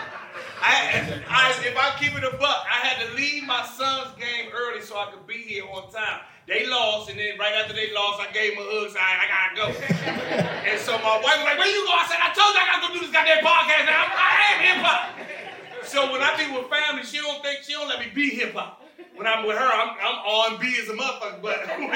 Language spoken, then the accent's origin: English; Seat Pleasant, Maryland, United States; also born or lived in Washington, D.C.; I'm from Prince George's County. Born and raised. I'm C Pleasant till